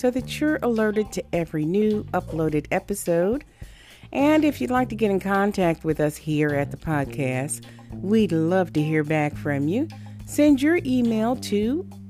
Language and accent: English; Connecticut, United States; now in Houston, United States; I'm from Connecticut, originally.